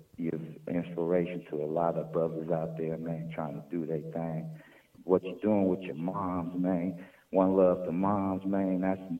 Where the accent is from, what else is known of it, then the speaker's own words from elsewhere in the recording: San Francisco, California, United States; Oh, man, I'm from San Francisco, man.